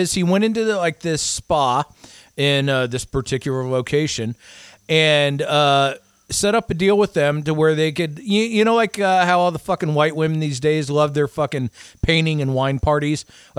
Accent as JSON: {"language": "English", "region": "Iowa", "country": "United States", "tie": "born or raised there", "moved": "yes", "said": "where I grew up in Iowa"}